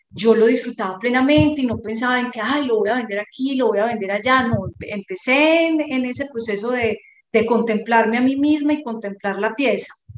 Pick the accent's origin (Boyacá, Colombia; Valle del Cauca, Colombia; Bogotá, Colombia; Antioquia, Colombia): Antioquia, Colombia; Medellín; moved away as an adult; now in Montería, Colombia; yo soy de Medellín, pero hace casi 20 años estoy en estas tierras de Córdoba y mm, llegué a Montería